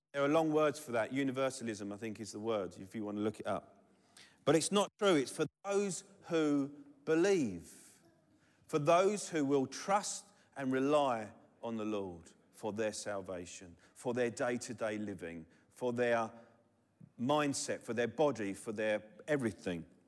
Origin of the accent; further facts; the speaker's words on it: London, United Kingdom; I'm from Southeast London. We don't do T H's very well